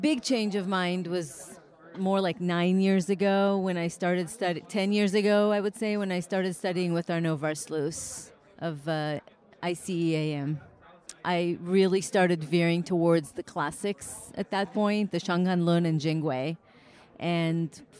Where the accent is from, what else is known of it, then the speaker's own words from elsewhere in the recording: San Diego, California, United States; I'm from San Diego.